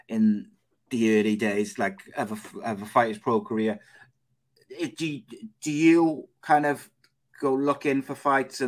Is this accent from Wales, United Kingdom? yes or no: yes; Cardiff, Wales, United Kingdom; accent: Welsh; I'm from Cardiff